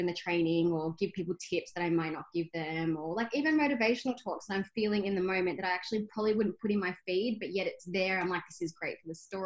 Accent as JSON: {"language": "English", "town": "Albury-Wodonga", "country": "Australia", "tie": "born or raised there", "also_born_or_lived": "Myrtleford, Victoria", "moved": "as an adult", "lives_now": "Geelong, Australia", "said": "I'm a country girl. I actually grew up in Albury-Wodonga. I was born in Myrtleford"}